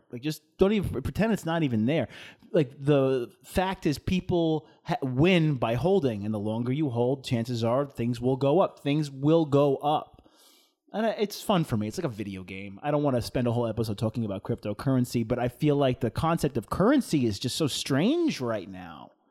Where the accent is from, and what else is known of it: United States